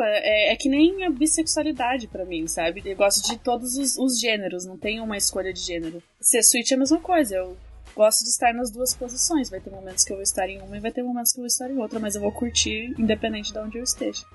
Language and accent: Portuguese; Curitiba, Paraná, Brazil; eu também sou de Curitiba, que nem a Lene e a Kali